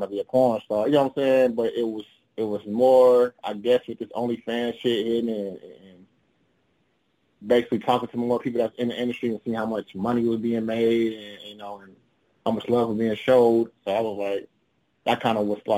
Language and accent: English; Chicago, Illinois, United States; I am originally from Chicago, Illinois.